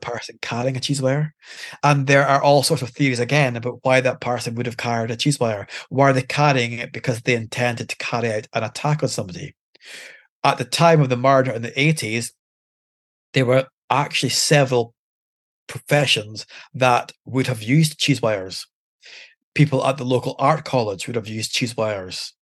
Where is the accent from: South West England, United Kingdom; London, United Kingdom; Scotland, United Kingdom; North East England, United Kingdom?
Scotland, United Kingdom; Aberdeen; I'm born and bred in Aberdeen